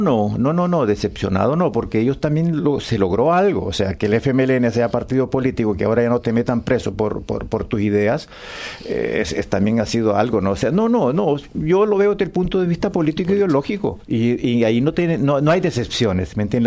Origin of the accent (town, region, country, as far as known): El Salvador; born or raised there; moved away